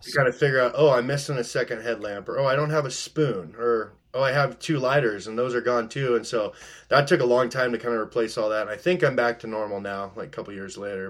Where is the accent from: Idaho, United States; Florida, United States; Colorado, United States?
Idaho, United States; Post Falls; moved away as an adult; now in Alaska, United States; I grew up in North Idaho.